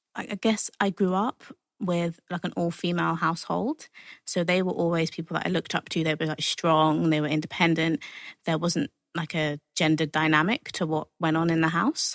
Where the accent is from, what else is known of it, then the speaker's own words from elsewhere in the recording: London, United Kingdom; I'm from Hackney